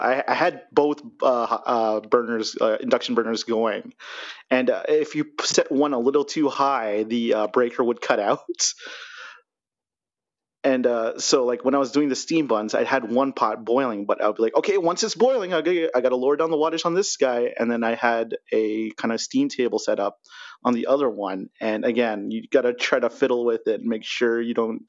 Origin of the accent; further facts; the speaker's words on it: Toronto, Ontario, Canada; now in Calgary, Canada; I was in Toronto proper. I was born in North York, like a very Filipino neighborhood along Bathurst Street.